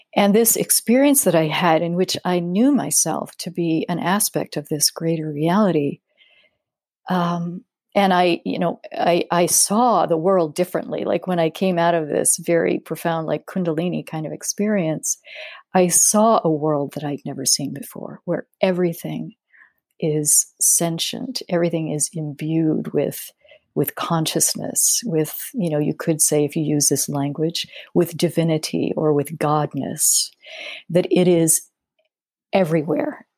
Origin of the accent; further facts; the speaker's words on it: Denver, Colorado, United States; I grew up in Denver